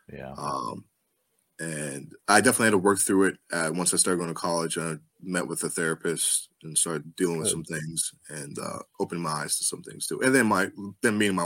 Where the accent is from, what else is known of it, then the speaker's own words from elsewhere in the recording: Mid-Atlantic, United States; it was cold, um, and I'm from the Mid Atlantic, and even I was like, "This is too cold for me. I have to get back home."